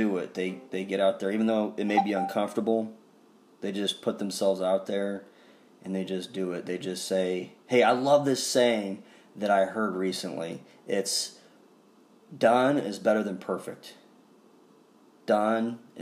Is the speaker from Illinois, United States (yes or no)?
yes; Staunton, Illinois, United States; my hometown of Staunton.